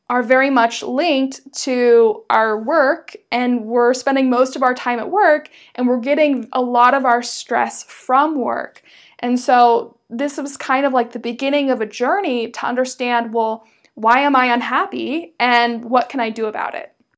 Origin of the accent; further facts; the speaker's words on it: United States; moved away as an adult; also born or lived in Berlin, Germany; as an American